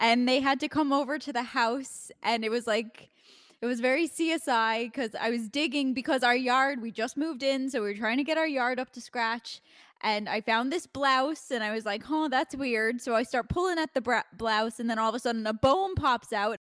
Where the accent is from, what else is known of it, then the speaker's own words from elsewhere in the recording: New York, United States; I'm a New Yorker. So, like, I'm born and raised in New York